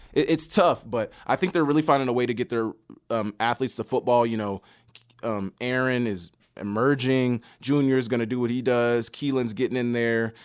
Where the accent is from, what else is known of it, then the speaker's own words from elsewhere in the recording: Oklahoma, United States; moved away as an adult; also born or lived in Montana; I'm from Oklahoma, the biggest high school in Oklahoma